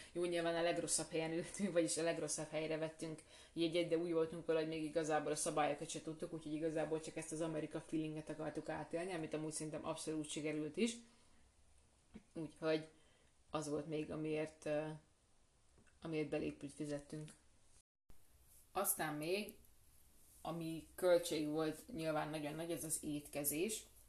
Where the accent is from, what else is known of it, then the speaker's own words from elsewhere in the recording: Hungary; magyarok vagyunk